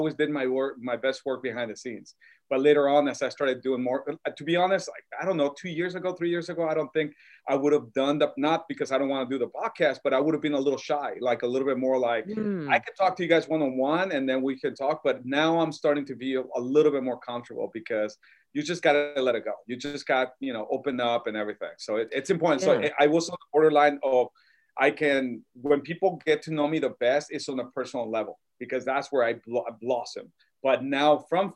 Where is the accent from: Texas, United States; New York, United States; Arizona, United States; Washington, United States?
Arizona, United States; Tucson; also born or lived in Mexico City, Mexico / Guaymas, Sonora, Mexico; I was born in Mexico City, but I grew up in Sonora, Guaymas, and Arizona, Tucson. So where I'm really from, Tucson, that's kind of like what I claim